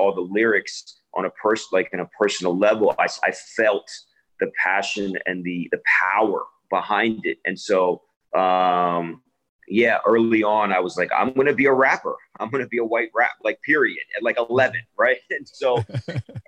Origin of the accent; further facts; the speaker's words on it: Narberth, Pennsylvania, United States; also born or lived in Washington, D.C.; I was born actually in Washington, and then, you know, my family, we moved to Philadelphia